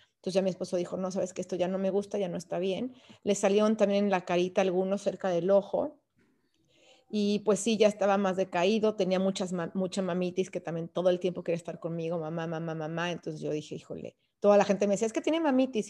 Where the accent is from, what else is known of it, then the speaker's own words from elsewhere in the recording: León, Guanajuato, Mexico; moved away as an adult; also born or lived in Texas; nosotros somos de León, Guanajuato